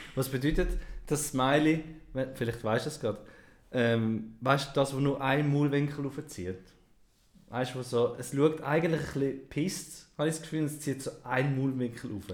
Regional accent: Switzerland; Wir haben gelernt, Deutsch schreiben. Und nicht Schweizerdeutsch

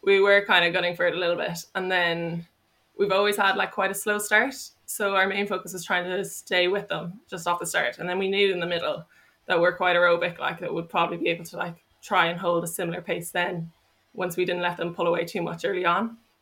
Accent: Dublin, Leinster, Ireland; moved away as an adult; now in Cork, Ireland; I'm from Dublin

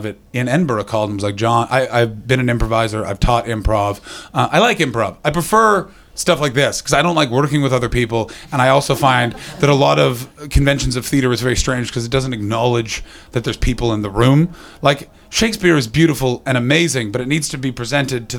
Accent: Canada; as a Canadian

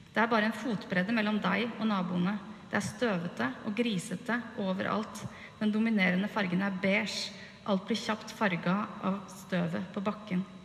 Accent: by Tyrifjorden, near Utøya, Buskerud, Norway; den idylliske hagen hvor jeg vokste opp, rett ved Tyrifjorden, innafor Utøya

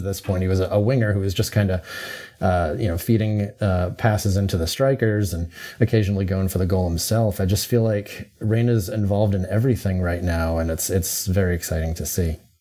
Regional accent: United States; as an American

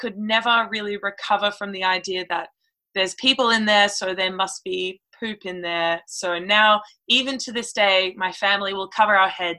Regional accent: Sydney, New South Wales, Australia; moved away as an adult; now in Perth, Australia; I grew up in Sydney

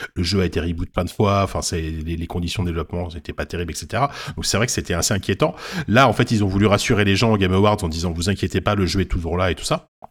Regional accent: France; on est français, on est français

